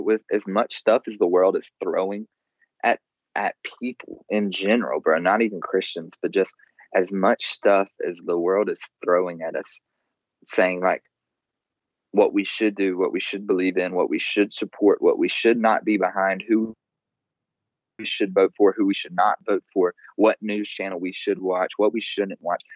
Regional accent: the South, United States; I grew up in the South.

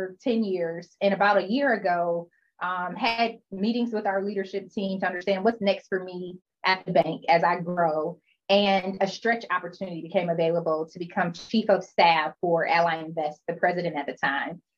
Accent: Detroit, Michigan, United States; also born or lived in Chicago / Syracuse; I'm from Detroit, moved back home and worked for a boutique firm here

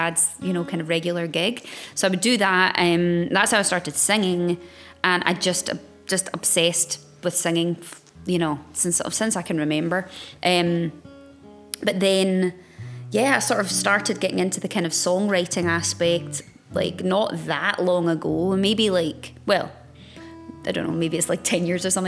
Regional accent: Glasgow, Scotland, United Kingdom; I was born back in Glasgow many moon ago.

